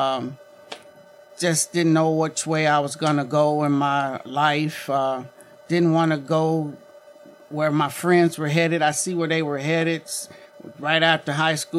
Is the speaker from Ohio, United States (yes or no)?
yes; Mount Healthy, Ohio, United States; moved away as an adult; also born or lived in Barberton, Ohio / Akron, Ohio; now in McKeesport, United States; I grew up in the Springfield Township area, better known as Mount Healthy